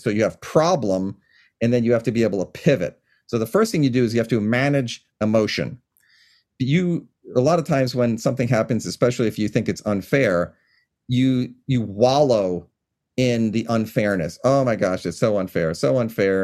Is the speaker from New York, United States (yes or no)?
yes; Long Island, New York, United States; now in Washington, United States; from where I grew up on Long Island in New York